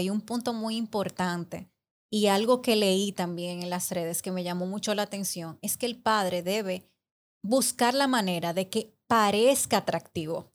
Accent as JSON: {"language": "Spanish", "town": "Santiago de los Caballeros", "region": "Santiago", "country": "Dominican Republic", "tie": "born or raised there", "said": "somos de Santiago"}